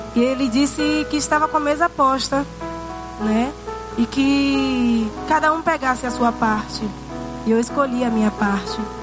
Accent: Salvador, Bahia, Brazil; Sou de Salvador

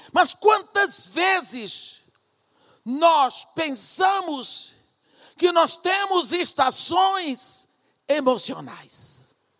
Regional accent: Brazil; also born or lived in Iraq; eu sou brasileira

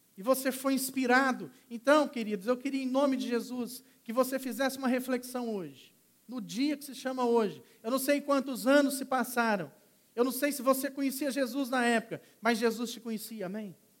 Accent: Minas Gerais, Brazil; moved away; eu era garoto, sou de Minas Gerais, vim da fazenda

